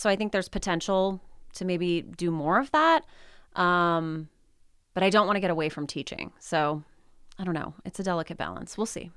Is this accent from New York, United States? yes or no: no; California City, California, United States; moved away as an adult; also born or lived in Humboldt State University, Northern California; They still live in my, uh, you know, the town, the home that I grew up in. My husband is also from California City.